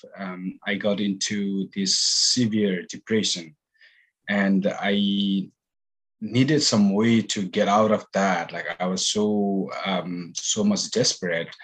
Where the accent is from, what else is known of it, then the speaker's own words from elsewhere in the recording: Nepal; moved away as an adult; also born or lived in United Kingdom / California / Boston; I'm originally from Nepal. Basically born and raised